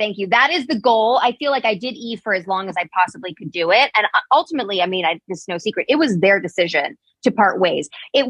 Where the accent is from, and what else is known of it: Los Angeles, California, United States; born or raised there